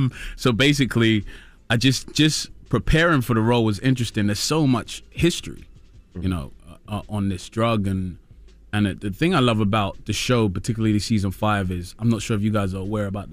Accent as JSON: {"language": "English", "town": "Peckham", "region": "London", "country": "United Kingdom", "said": "Well, I'm from Peckham in London, which is the South Central equivalent, in my opinion."}